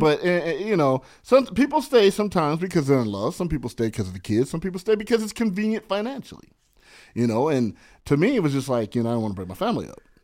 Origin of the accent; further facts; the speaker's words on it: San Bernardino, California, United States; now in Los Angeles, United States; I grew up in San Bernardino. I'm a I E guy